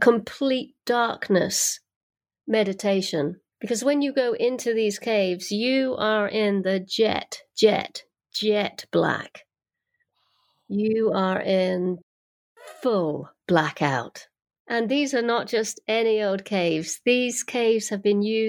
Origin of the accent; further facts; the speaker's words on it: United Kingdom; moved away; I come from Britain. Mm-hmm. That's where I was born and raised.